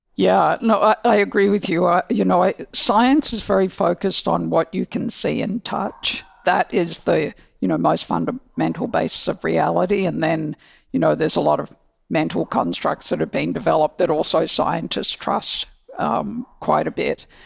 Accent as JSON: {"language": "English", "country": "Australia", "tie": "born or raised there", "also_born_or_lived": "Hong Kong", "moved": "yes", "said": "I grew up in Australia"}